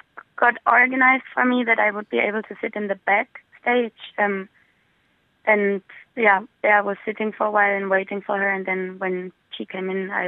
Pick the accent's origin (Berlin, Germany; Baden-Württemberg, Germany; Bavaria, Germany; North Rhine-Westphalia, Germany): Berlin, Germany; moved away as an adult; now in Dublin, Ireland; I wanted to get out of my hometown, Berlin, as well, to not be stuck in the same environment the whole time. So I moved to Dublin.